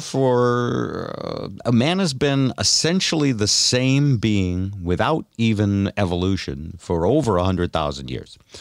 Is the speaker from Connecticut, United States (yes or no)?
yes; New Haven, Connecticut, United States; moved away; also born or lived in Seattle / Vermont; I grew up in New Haven, Connecticut, which was fifty percent black.